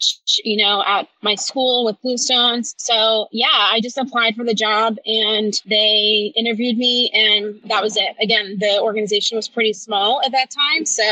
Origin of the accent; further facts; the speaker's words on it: the South, United States; moved away; also born or lived in Northeast US / Mid-Atlantic US; I'm from the South